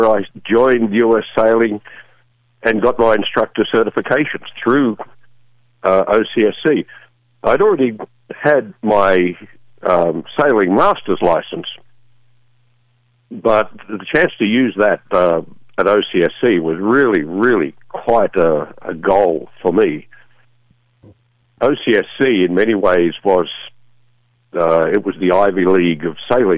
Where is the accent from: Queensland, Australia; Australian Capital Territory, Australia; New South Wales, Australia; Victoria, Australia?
New South Wales, Australia; Sydney; moved away as an adult; now in United States; I was born in Australia, grew up there most of my time. But I moved over to the U.S. here about 30 years ago